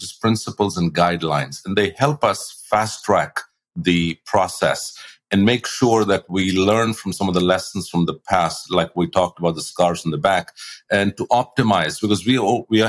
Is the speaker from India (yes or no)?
yes; India; moved away as an adult; also born or lived in Australia; now in United States; I grew up in India and then I moved to the US about 28 years ago